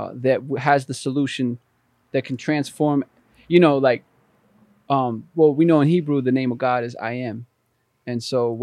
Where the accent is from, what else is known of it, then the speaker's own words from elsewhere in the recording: Albany, New York, United States; I was born and raised in Albany, New York